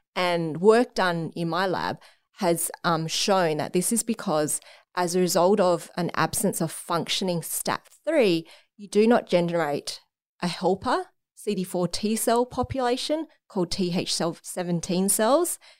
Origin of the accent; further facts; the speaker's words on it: Canberra, Australian Capital Territory, Australia; moved away as an adult; also born or lived in Sydney; I grew up in Canberra